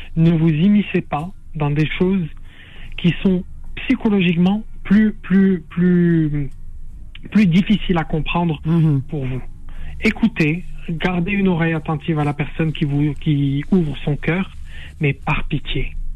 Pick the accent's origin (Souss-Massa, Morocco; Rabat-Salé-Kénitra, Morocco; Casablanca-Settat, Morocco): Casablanca-Settat, Morocco; Casablanca; moved away as an adult; also born or lived in Fez; now in France; j'ai grandi à Casablanca, mais je suis fassi d'origine